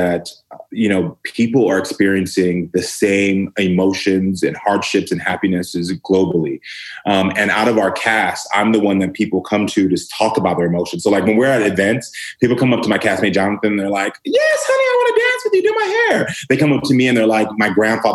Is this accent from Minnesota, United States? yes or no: no; Texas, United States; I grew up black and gay in the South to immigrant parents.